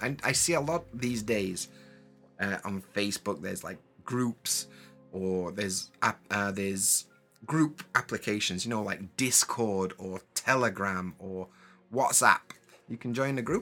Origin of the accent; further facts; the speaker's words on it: Sheffield, Yorkshire and the Humber, United Kingdom; first language English; moved away as an adult; now in Japan; I'm from Sheffield in England, in Yorkshire, but I live in Japan.